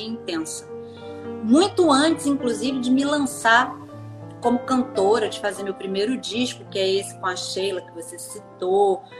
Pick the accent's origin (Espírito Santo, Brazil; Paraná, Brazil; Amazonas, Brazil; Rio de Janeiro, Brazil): Rio de Janeiro, Brazil; eu sou do Rio, sim, nascida e criada aqui, muito embora minha família originalmente seja de São Paulo